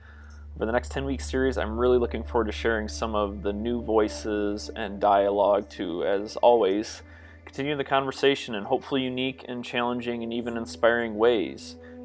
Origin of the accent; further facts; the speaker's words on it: Grand Rapids, Michigan, United States; my hometown of Grand Rapids